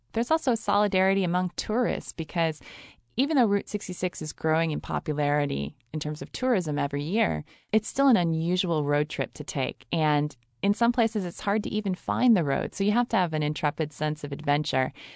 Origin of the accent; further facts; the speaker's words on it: Chicago, Illinois, United States; moved away; also born or lived in Los Angeles; I'm from Chicago